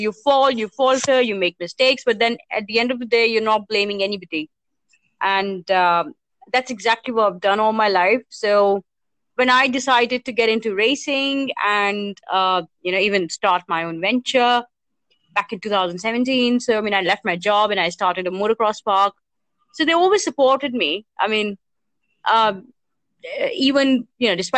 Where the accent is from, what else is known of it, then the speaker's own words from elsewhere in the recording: Panchkula, Haryana, India; I'm from Panchkula, actually, which is like a small town just outside Chandigarh.